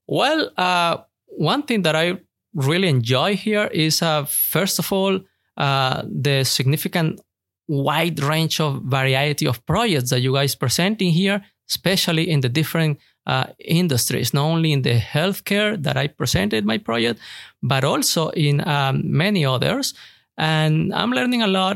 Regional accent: Venezuela; moved away as an adult; now in Houston, United States; I'm originally from Venezuela, and I'm learning a lot here in the United States, in Houston, Texas

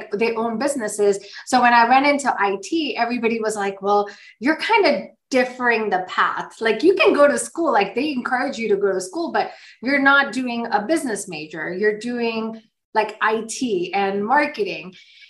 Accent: Sparta, North Carolina, United States; I'm Indian too, but I grew up here. I grew up in a small town called Sparta, North Carolina.

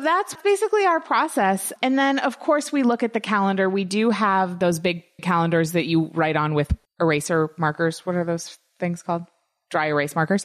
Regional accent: United States; growing up in the United States

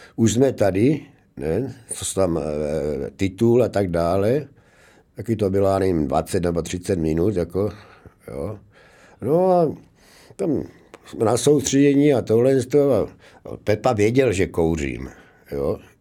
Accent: Zlín, Zlín Region, Czechia; moved away as an adult; also born or lived in Brno / Prague; domov vždycky mám jako v tom Zlínu, Gotwaldově, jo. že tam jsem vyrostl

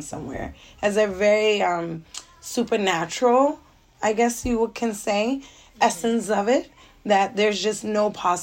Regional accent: Philadelphia, Pennsylvania, United States; I'm now 34. I'm from Philadelphia, Pennsylvania.

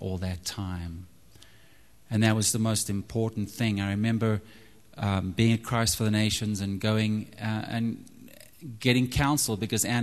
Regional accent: Zimbabwe; moved away as an adult; also born or lived in Texas; now in United States; I'm from Zimbabwe, and so I love the outdoors. We used to go hunting a lot growing up

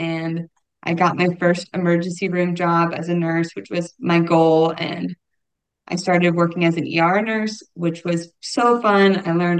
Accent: Irvine, California, United States; moved away as an adult; also born or lived in Auburn, Alabama; now in Nashville, United States; I grew up in Irvine, California

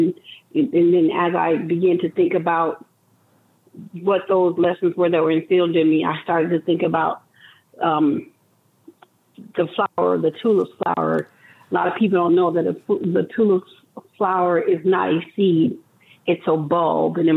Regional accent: Las Vegas, Nevada, United States; me as a young girl growing up in Las Vegas

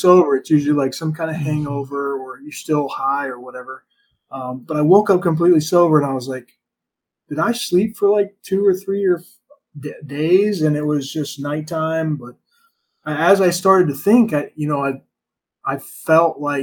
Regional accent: United States; growing up in America

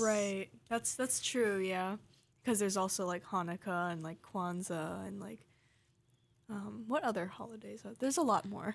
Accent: Hawaii, United States; I grew up in Hawaii

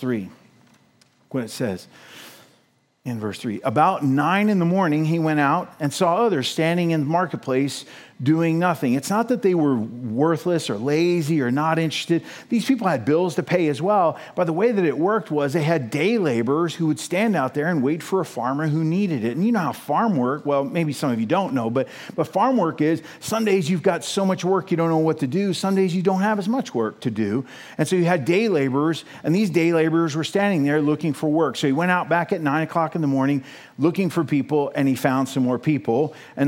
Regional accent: United States; us as American Christians

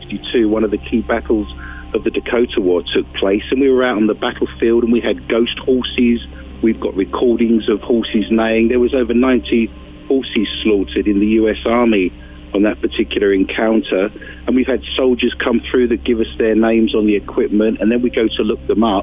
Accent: London, United Kingdom; moved away; I'm from London, and I was actually a history professor

